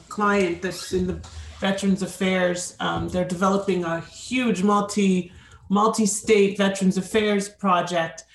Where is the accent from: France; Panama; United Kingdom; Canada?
Canada; Toronto, Ontario; moved away as an adult; now in South Florida, United States; I am originally from Toronto. I have seen snow, but now I live and serve my clients from South Florida